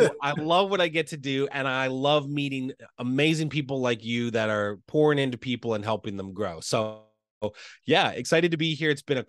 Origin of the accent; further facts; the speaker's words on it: Lancaster, Pennsylvania, United States; So here in the States, I'm from Lancaster, Pennsylvania. So about an hour and a half, 2 hours outside of Philadelphia.